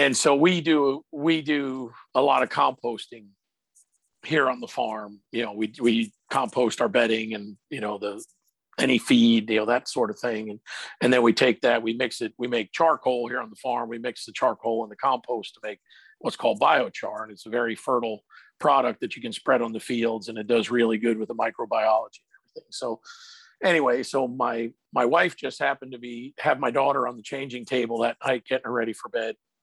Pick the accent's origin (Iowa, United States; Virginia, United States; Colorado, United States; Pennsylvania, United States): Pennsylvania, United States; moved away; where I grew up in Pennsylvania